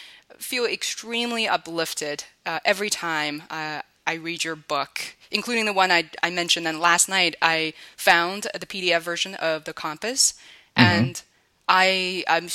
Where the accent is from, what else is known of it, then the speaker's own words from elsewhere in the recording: Beijing, China; moved away; I'm originally from Beijing